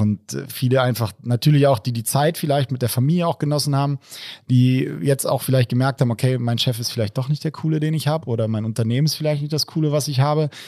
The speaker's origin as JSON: {"language": "German", "region": "Rhine-Main area", "country": "Germany", "said": "Ich komme aus dem Rhein-Main-Gebiet"}